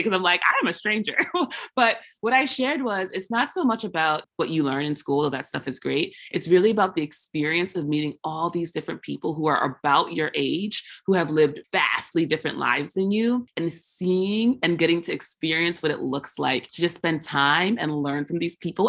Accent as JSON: {"language": "English", "country": "United States", "said": "the way I am as an American"}